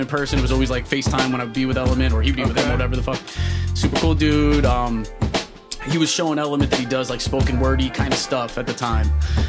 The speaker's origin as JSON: {"language": "English", "region": "New York", "country": "United States", "tie": "born or raised there", "said": "Especially born and raised in New York"}